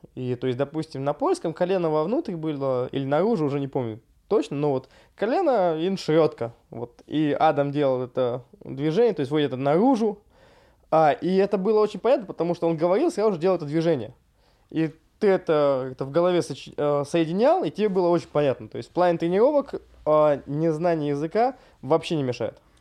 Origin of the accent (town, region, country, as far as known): Russia